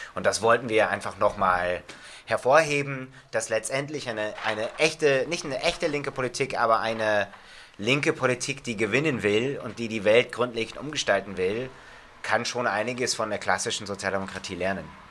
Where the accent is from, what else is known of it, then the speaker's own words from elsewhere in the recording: United States; German is a second language; now in Germany; ich bin selber in den USA aufgewachsen